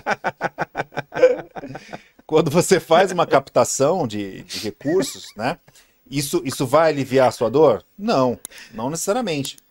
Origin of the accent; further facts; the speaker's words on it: Santos, São Paulo, Brazil; sou de Santos, né? Baixada Santista